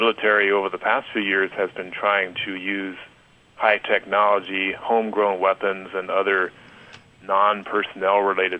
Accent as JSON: {"language": "English", "country": "United States", "said": "As an American, I can remember growing up and having Army and Navy recruiters come to high school"}